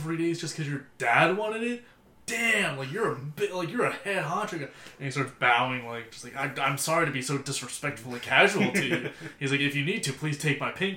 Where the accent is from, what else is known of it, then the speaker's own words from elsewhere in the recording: United States; we're American